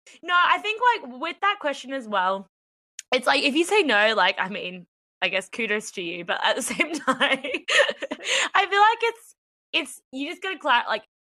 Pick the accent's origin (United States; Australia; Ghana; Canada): Australia; moved away as an adult; now in London, United Kingdom; No, I'm Australian.